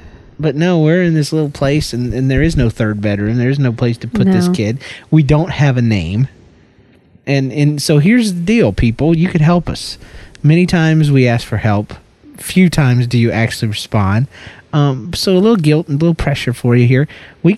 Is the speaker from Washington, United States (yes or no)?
no; Georgia, United States; That's the way we do it down in Georgia, girl. You better get right, or I'm going to go back to my accent.